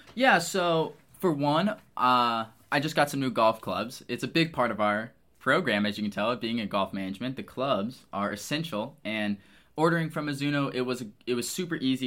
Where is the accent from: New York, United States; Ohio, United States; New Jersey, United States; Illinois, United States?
Illinois, United States; Waterloo; moved away as an adult; now in Lincoln, Nebraska, United States; I grew up in Waterloo, Illinois